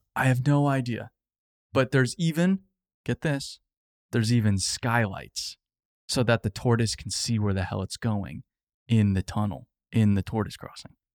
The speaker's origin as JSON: {"language": "English", "town": "Phoenix", "region": "Arizona", "country": "United States", "tie": "born or raised there", "said": "I grew up in Phoenix"}